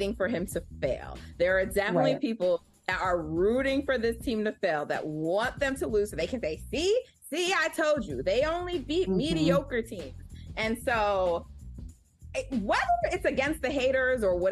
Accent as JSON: {"language": "English", "region": "New York", "country": "United States", "said": "I'm from New York"}